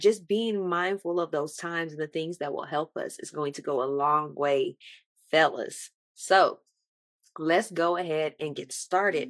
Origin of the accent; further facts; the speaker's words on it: Texas, United States; I am from Texas with the Louisiana and Mississippi descent